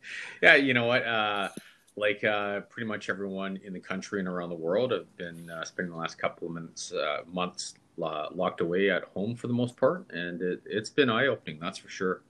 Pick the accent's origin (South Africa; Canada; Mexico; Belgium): Canada; Vancouver, British Columbia; I was born in Canada, yeah. in Vancouver, in 1970, and I went to five elementary schools in seven years.